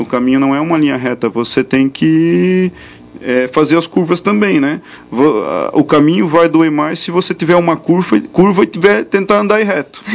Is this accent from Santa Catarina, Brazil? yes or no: yes; Indaial, Santa Catarina, Brazil; eu sou de Indaial